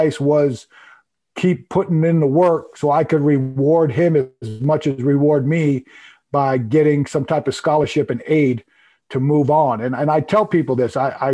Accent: Long Island, New York, United States; I grew up on Long Island

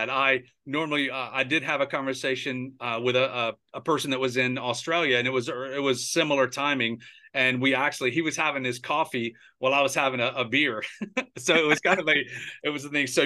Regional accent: United States; I'm such an American.

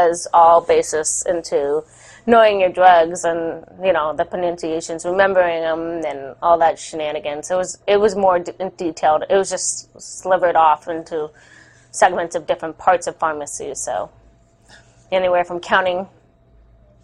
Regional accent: Southern California, United States; moved away as an adult; now in Oregon, United States; I am from Southern California originally, and even though it's been more than double the 8 years of being up here in Oregon, I still represent California like it's my hometown, which it is

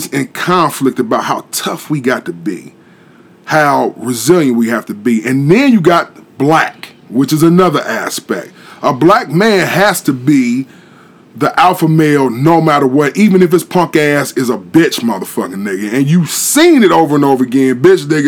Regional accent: Columbus, Ohio, United States; I'm from Short North Columbus, Ohio.

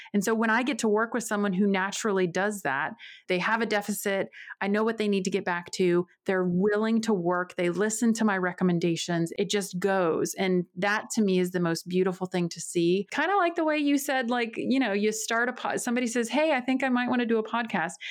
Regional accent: outside Winston-Salem, North Carolina, United States; moved away as an adult; also born or lived in Springfield, Missouri; now in Northern Virginia, United States; And then my family, we moved to North Carolina. And so, most of my life was outside of like the Winston-Salem area, tiny town, very rural.

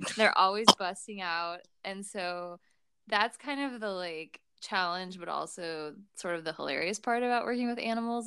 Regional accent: St. Louis, Missouri, United States; moved away as an adult; now in Marysville, United States; We're originally from St. Louis, Missouri

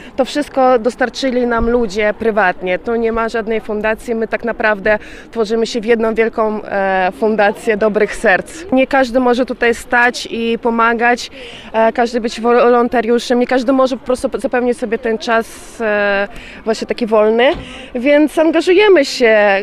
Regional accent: Donetsk, Rostov Oblast, Russia; Polish is a second language; now in Poland; Ja pochodzę z rosyjskiego Doniecka, żeby powiedzieć, z Rostowskiej oblasti

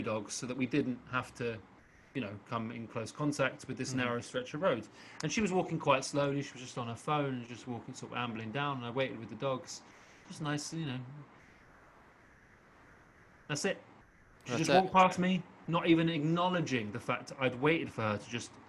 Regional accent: England, United Kingdom; also born or lived in South Woodford, Essex; I'm so English

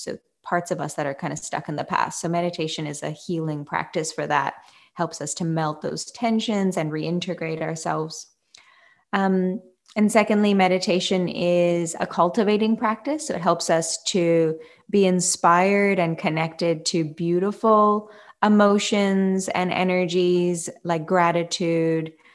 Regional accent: Canada; now in Fremantle, Australia; I am a Canadian born, uh, living in Australia, yoga teacher and business owner

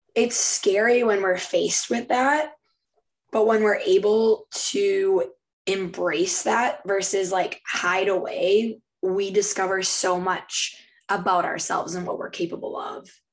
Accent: Minnesota, United States; we're both from Minnesota, her

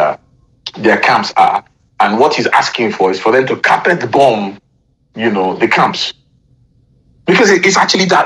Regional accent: Nigeria; I am a Nigerian

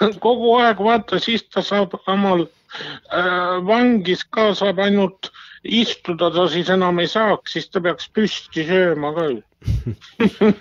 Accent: Lihula, Lääne County, Estonia; ma olen ju Lihulast ise

